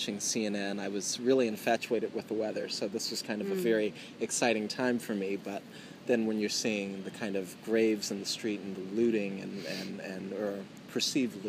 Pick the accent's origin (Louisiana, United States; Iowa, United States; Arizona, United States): Louisiana, United States; Lafayette; also born or lived in New Orleans, Louisiana; I moved after Katrina 2 hours west to a town called Lafayette, Louisiana